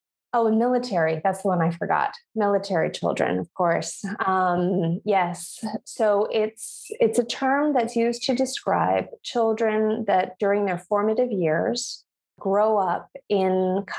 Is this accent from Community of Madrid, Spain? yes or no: no; Granada, Andalusia, Spain; born there; I was born in Granada, in the south of Spain, because my mom's neighbor, who they've been neighbors in different parts of the world together, actually